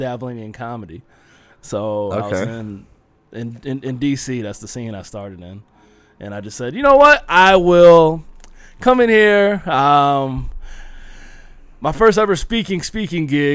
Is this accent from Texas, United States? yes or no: no; Leesburg, Virginia, United States; moved away as an adult; also born or lived in Springfield, Virginia / Alaska; now in Phoenix, United States; the hometown I was in, Leesburg, I'll say that, Leesburg, Virginia